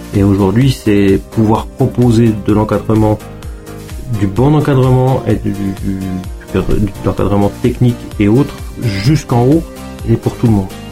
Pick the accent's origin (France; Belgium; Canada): France; Gérardmer, Grand Est; moved away as an adult; now in Savoie, France; je suis Vosgien d'origine, de Gérardmer